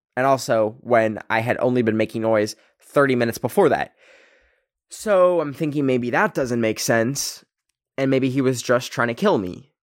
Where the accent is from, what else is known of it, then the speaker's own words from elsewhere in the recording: Canada; I come from Canada, which the two official languages are English and French, and my school's literal name was in French